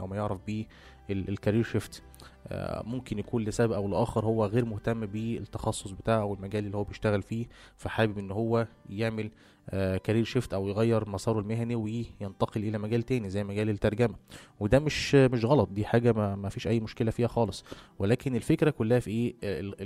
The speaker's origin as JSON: {"language": "Arabic", "country": "Egypt", "said": "احنا عندنا في مصر"}